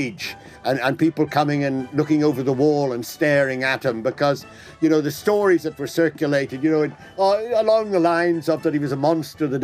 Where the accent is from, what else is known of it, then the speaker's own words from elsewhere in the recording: Ireland; being Irishman